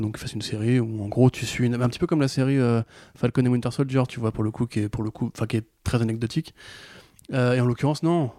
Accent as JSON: {"language": "French", "country": "France", "said": "en tant que Français"}